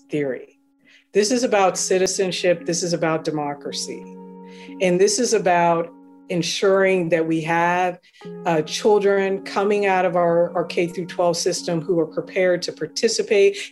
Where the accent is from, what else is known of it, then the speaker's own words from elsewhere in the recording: Seattle, Washington, United States; I'm from Seattle